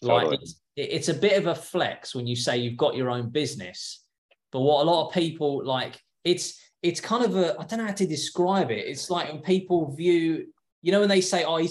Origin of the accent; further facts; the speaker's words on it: England, United Kingdom; moved away as an adult; now in California, United States; I was a window cleaner back home. So I'm English